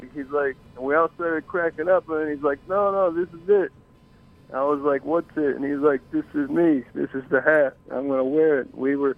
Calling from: New York City, New York, United States; I'm calling from 9th Street, 3rd Avenue.

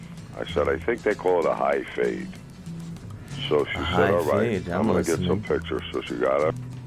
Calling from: Union Beach, New Jersey, United States; from Union Beach, except I'm from Keyport tonight.

